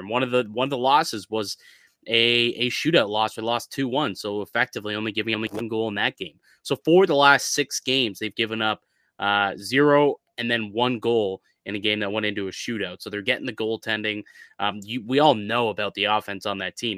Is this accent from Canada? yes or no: yes; Canada; as a Canadian